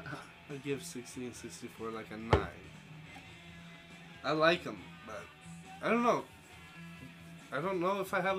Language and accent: English; Ontario, Canada; moved away; I moved back to my hometown in Ontario in late October, early November, something like that, and I was back here by March, right?